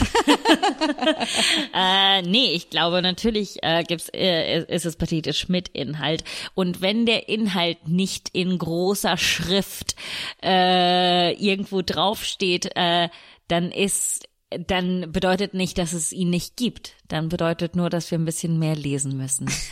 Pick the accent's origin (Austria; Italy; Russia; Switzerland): Italy; now in Germany; als Italienerin